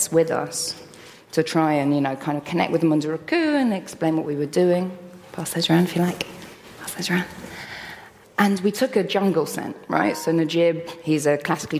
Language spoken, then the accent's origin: English; London, United Kingdom; I grew up in London.